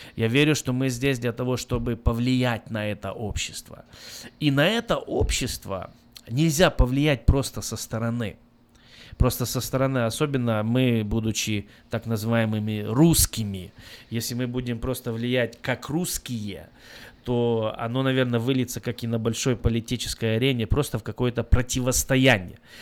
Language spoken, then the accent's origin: Russian; Belarus; now in United States; я сам из Беларуси